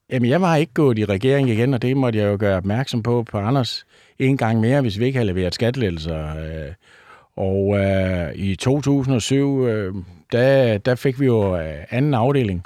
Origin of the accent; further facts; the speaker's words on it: North Funen, Southern Denmark, Denmark; jeg er gammel bunddreng fra Nordfyn